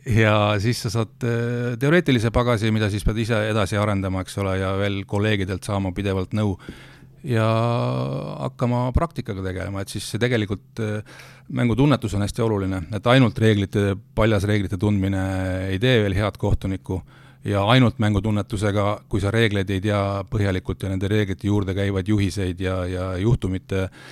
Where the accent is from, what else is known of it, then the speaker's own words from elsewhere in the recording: Rakvere, Lääne-Viru County, Estonia; mina olen ju pärit Rakverest